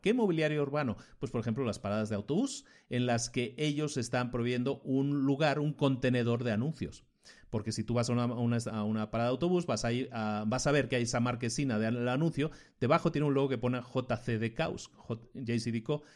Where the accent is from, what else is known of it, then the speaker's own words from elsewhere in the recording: Spain; vengo de España